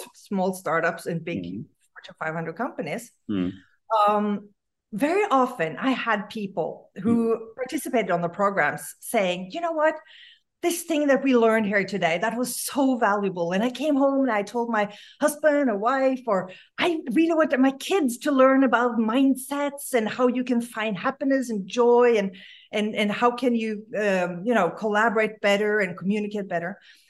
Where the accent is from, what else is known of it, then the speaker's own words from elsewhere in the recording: Norway; now in Los Angeles, United States; born and raised in Norway